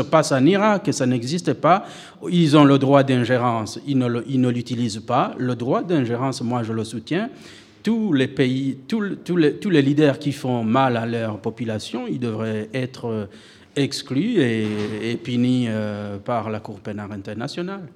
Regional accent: Burundi; first language Kirundi; French is a second language; moved away as an adult; now in Switzerland; j'ai quitté le Burundi

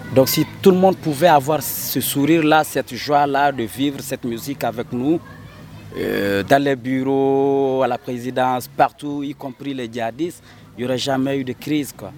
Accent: Mali; en tant que Malien, Africain

